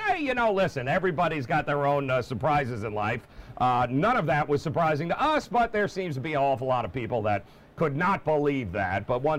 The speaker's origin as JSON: {"language": "English", "region": "New York", "country": "United States", "tie": "born or raised there", "said": "growing up in New York"}